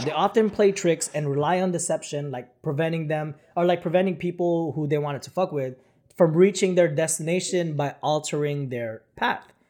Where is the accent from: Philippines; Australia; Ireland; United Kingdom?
Philippines; moved away; when I was growing up in the Philippines